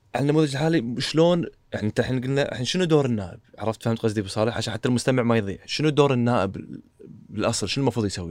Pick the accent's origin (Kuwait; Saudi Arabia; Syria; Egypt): Kuwait; عندنا بالكويت